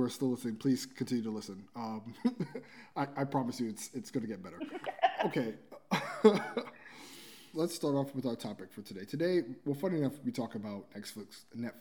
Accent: New York City, New York, United States; me and Rovi are both born and raised in Brooklyn, New York

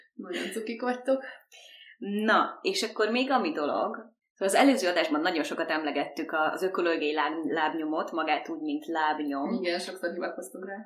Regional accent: Hungary; now in Montreal, Canada

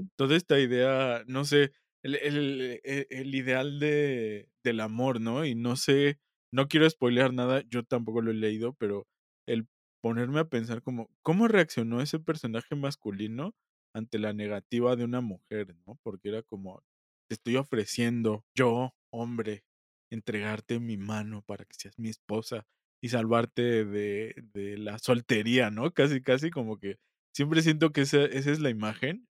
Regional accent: Mexico; nosotros como mexicanos

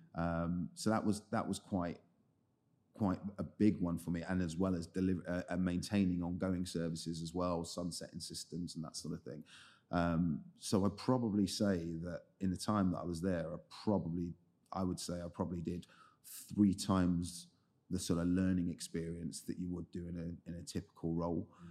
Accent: London, United Kingdom; I grew up in the Southeast. Um, so I, main part of the time I spent there was in a, in a place called Lewisham

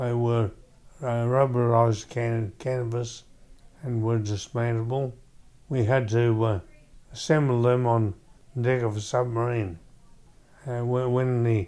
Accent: Perth, Western Australia, Australia; I was born in Perth

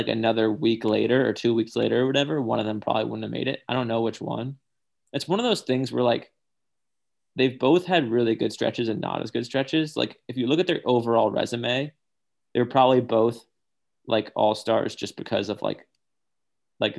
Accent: Northeast, United States; I'm from the Northeast

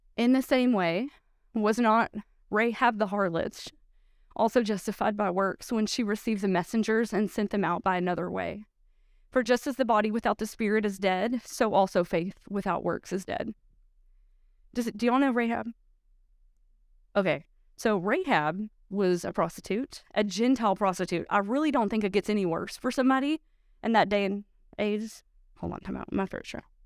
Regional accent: United States; We, as American Christians

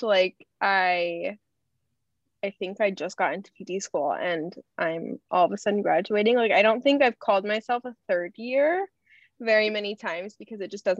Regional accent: Kansas City, United States; moved away as an adult; also born or lived in Arkansas; now in Chicago, United States; I am originally from Kansas City, but I am going to school right now with Ruben up in Chicago. I did my undergrad in Arkansas

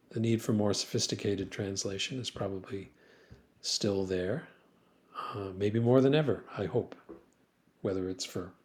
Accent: Grand Rapids, Michigan, United States; now in Philadelphia, United States; I found a firm that just happened to be in Grand Rapids, my hometown

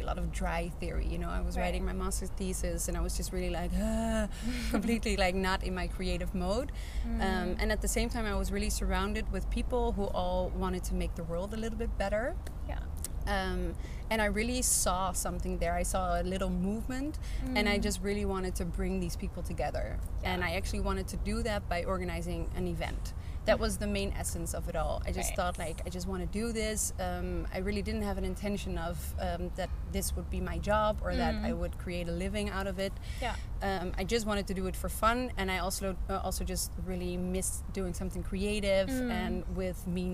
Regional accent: Netherlands; moved away as an adult; now in Hamburg, Germany; I now live in Hamburg, but I'm originally from the Netherlands

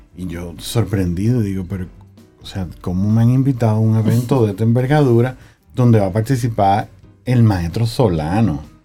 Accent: Santiago de los Caballeros, Santiago, Dominican Republic; moved away; Yo crecí en Santiago. me alfabeticé en Santiago. Tengo muy bonitos recuerdos de mi infancia allá

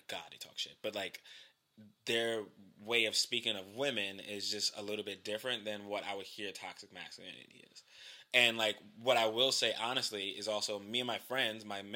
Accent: New York City, New York, United States; growing up in Brooklyn

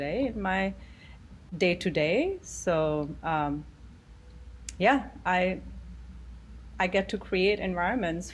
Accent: Gujarat, India; moved away as an adult; now in New York City, United States; my upbringing was in a state called Gujarat in India

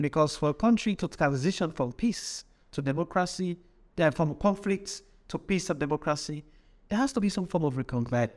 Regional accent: Kenema, Eastern Province, Sierra Leone; I grew up in Kedema, which is the southeast

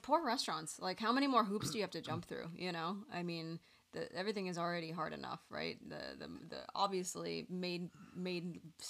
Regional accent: California, United States; I love your restaurant and I'm from the Bay Area.

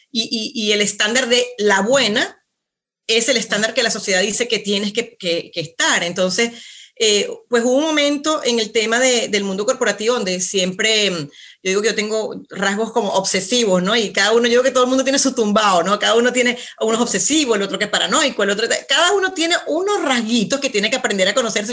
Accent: Venezuela; moved away as an adult; now in Santiago, Chile; soy venezolana, ¿ok? nacida, criada allá, toda mi, toda mi vida hasta los 35, pues vivía allá

